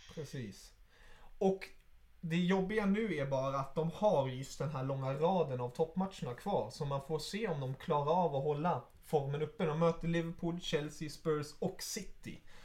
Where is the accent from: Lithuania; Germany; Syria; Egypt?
Germany; moved away; som tysk.